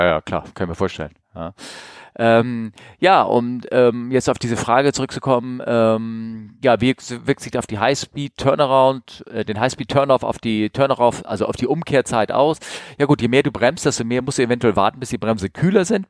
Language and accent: German; Northern Germany, Germany; ich bin aus Norddeutschland.